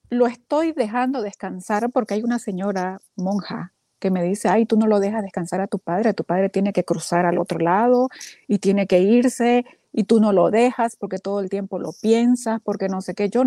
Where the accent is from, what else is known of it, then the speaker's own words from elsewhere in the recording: Bolivia; now in Texas, United States; Estoy en Texas, Ajá. pero soy de Bolivia.